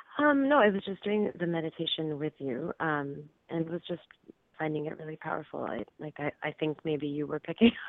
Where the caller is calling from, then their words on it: California, United States; I'm calling from California.